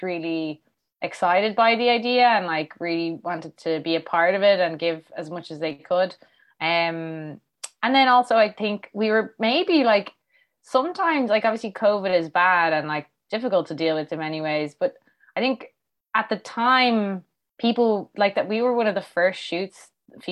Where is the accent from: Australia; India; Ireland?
Ireland; Dublin, Leinster; I'm from Fairview.